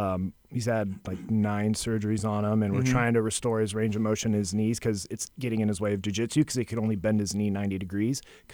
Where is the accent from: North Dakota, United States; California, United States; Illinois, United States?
California, United States; moved away as an adult; now in Seabrook, United States; I'm from California, so I just escaped.